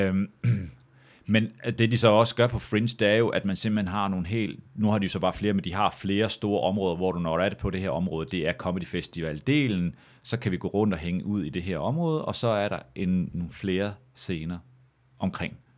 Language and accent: Danish; Samsø, Central Denmark Region, Denmark; moved away; also born or lived in Aarhus; hjemme på Samsø